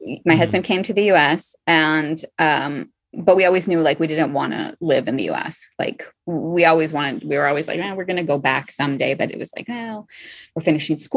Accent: United States; moved away as an adult; now in Marrakesh, Morocco; I'm American

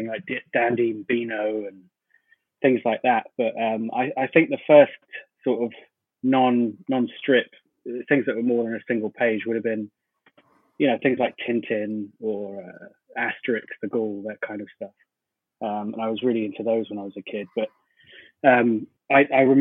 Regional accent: Dubai, United Arab Emirates; I grew up over here in Dubai

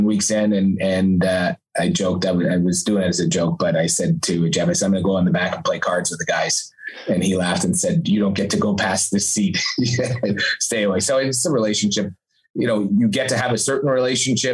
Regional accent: Montreal, Quebec, Canada; I grew up in Montreal

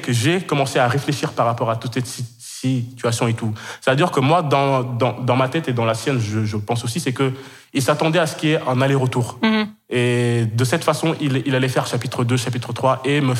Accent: Kenya; moved away as an adult; also born or lived in Senegal; now in France; je suis sénégalais d'origine, j'ai grandi 12 ans au Kenya, j'ai fait toute, toute ma scolarité là-bas dans un lycée français, et du coup, ben, après, directement après le bac, je suis arrivé en France.

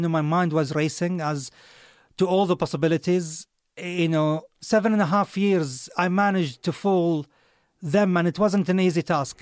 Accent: Saudi Arabia; moved away; I come from Saudi

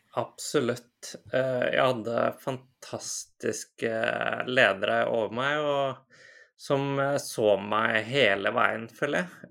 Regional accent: Iceland; moved away as an adult; also born or lived in United Kingdom; now in Lørenskog, Norway; Jeg er fra Island eh, opprinnelig.

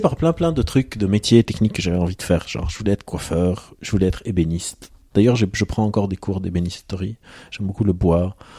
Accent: Lebanon; je viens du Liban, j'ai grandi au Liban, dans un contexte de guerre civile

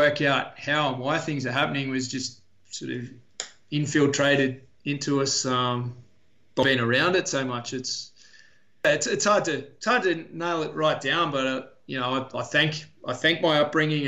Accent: Wollongong, New South Wales, Australia; I grew up mostly in Wollongong

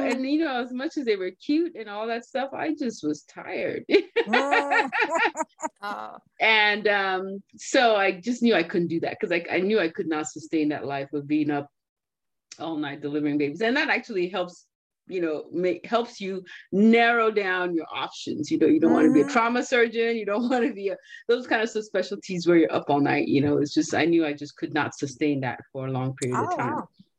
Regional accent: Nigeria; born there; Well, I was born in Nigeria, as you guys all know.

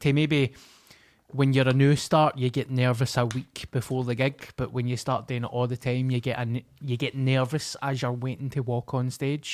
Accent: Glasgow, Scotland, United Kingdom; I come from Glasgow.

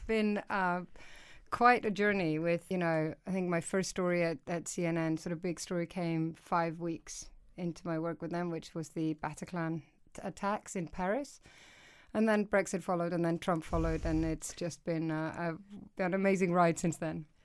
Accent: Iceland; moved away as an adult; now in United Kingdom; I'm originally from Iceland. So I moved over here when I was sort of in my mid-twenties

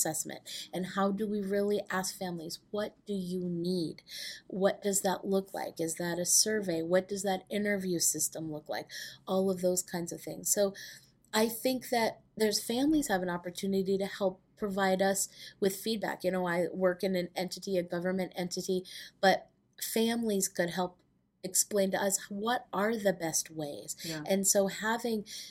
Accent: Manchester, New Hampshire, United States; I grew up in New Hampshire, in Manchester, New Hampshire

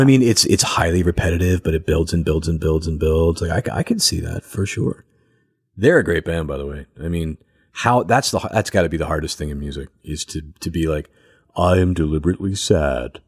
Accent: outside Philadelphia, Pennsylvania, United States; I'm from, like, right outside of Philadelphia.

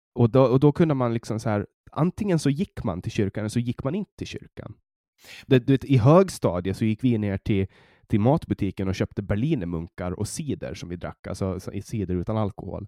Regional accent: Mariehamn, Åland, Åland Islands; jag kommer från, från Mariehamn ja. på Åland

